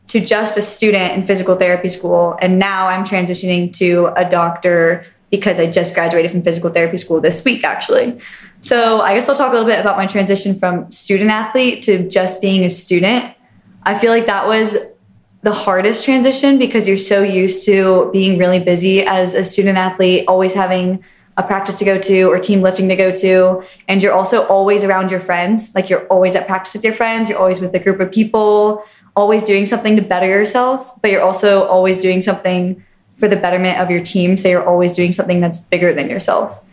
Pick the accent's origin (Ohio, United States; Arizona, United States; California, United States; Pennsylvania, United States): Ohio, United States; Westerville; I'm from Westerville, Ohio originally